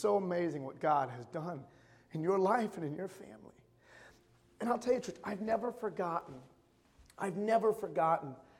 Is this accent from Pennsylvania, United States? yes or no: no; Michigan, United States; moved away as an adult; It was my first Christmas away from my hometown in Michigan